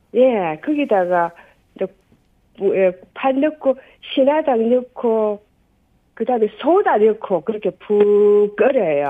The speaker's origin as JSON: {"language": "Korean", "town": "Tongyeong", "region": "South Gyeongsang", "country": "South Korea", "accent": "Gyeongsang", "moved": "as an adult", "lives_now": "Cheonan, South Korea", "said": "저 통영 사람인데요. 아. 천안에 산는 일이 오래돼도 말이 안 바뀌어요."}